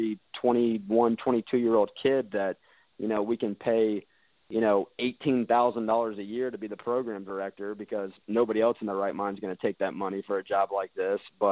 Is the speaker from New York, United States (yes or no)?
no; Burke, Virginia, United States; moved away as an adult; also born or lived in Greenville, North Carolina; now in Chattanooga, United States; I'm from Fairfax, Virginia, a little small town in Fairfax County called Burke, Virginia